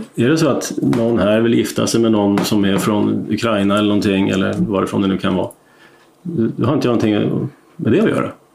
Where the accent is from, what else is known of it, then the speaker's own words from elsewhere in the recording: Uppland, Uppsala County, Sweden; Jag är inte stockholmare ursprungligen, men är upplänning